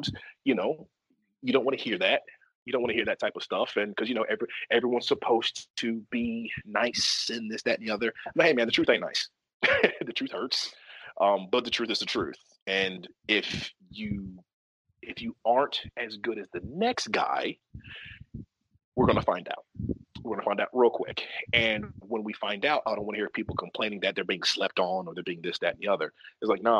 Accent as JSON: {"language": "English", "region": "the South", "country": "United States", "said": "I'm from the South"}